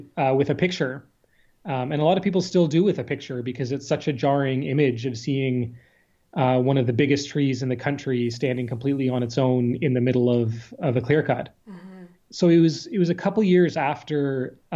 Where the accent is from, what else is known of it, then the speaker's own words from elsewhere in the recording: Salt Spring Island, British Columbia, Canada; I was born on the coast. I'm from Salt Spring Island and grew up, you know, in these forests